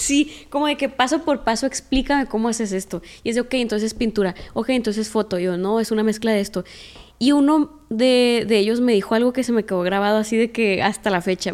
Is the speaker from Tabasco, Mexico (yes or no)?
no; Culiacán, Sinaloa, Mexico; born or raised there